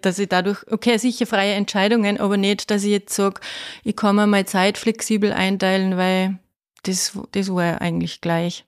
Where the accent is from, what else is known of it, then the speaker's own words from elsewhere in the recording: Faistenau, Salzburg, Austria; now in Waldviertel, Austria; Ich komme ursprünglich aus Feistenau, aus dem Salzkammergut, aus dem Schönen.